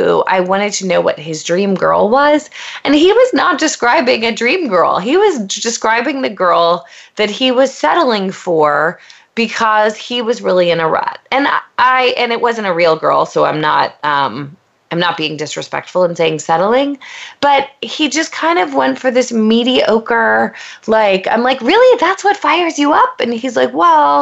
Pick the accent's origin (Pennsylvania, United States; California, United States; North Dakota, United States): Pennsylvania, United States; moved away as an adult; now in Los Angeles, United States; I'm a girl from Pennsylvania who knew no one coming